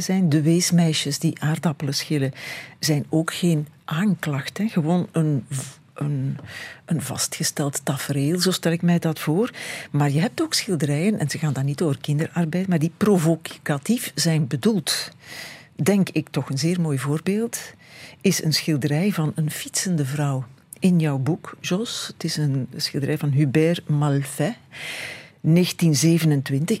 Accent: Phnom Penh, Cambodia; moved away; Ik ben geboren in Cambodja en ik heb jarenlang samen met mijn broertje en mijn zusje gewerkt in een textielfabriek in de hoofdstad Phnom Penh.

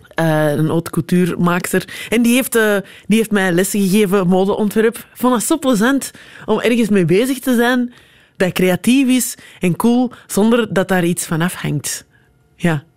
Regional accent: Antwerp, Flanders, Belgium; En als ik zeg Antwerpen

